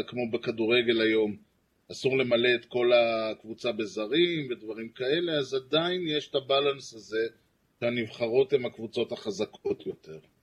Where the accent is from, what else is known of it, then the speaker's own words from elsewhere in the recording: Rehovot, Central District, Israel; אני גדלתי ברחובות